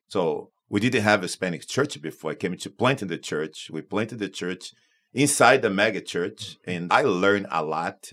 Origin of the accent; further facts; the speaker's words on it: Manaus, Amazonas, Brazil; moved away as an adult; also born or lived in Mexico City, Mexico / Tucson, Arizona / South Florida; now in Florida, United States; I, born in Brazil